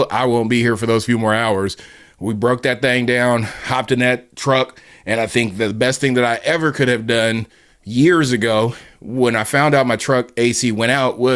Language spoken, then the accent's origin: English; Southern California, United States; moved away; growing up in Southern California